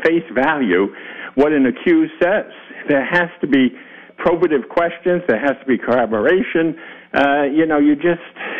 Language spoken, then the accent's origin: English; Rhode Island, United States; moved away; I'm from Rhode Island originally